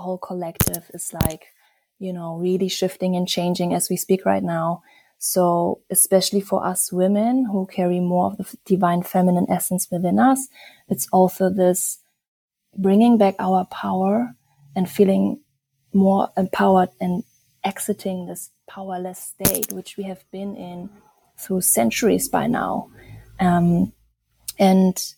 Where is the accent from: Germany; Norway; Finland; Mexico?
Germany; also born or lived in Bali, Indonesia / Berlin, Germany; I'm originally from Germany, and I'm also half Indonesian, and I live a Bali, Berlin kind of life